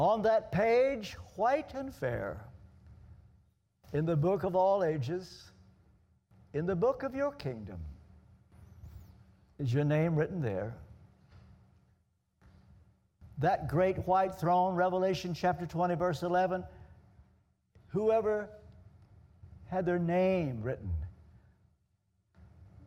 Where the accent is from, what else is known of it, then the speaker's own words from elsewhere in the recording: Ashland, Kentucky, United States; moved away; the home in which I was brought up in Ashland, Kentucky